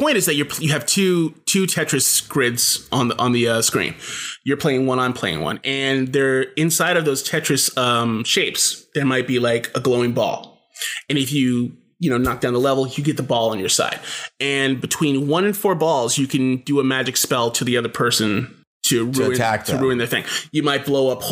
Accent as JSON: {"language": "English", "town": "New York City", "region": "New York", "country": "United States", "moved": "yes", "said": "I'm from Brooklyn originally, and I used to go to like CB's and the Continental and all these places in New York"}